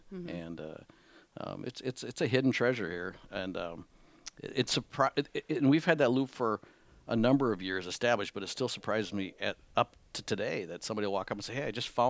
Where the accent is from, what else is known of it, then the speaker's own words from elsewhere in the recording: Whitehall, Wisconsin, United States; moved away as an adult; also born or lived in Madison, Wisconsin; now in Menomonie, United States; I'm from Wisconsin. I'm not from Menominee. I grew up in Whitehall, Wisconsin.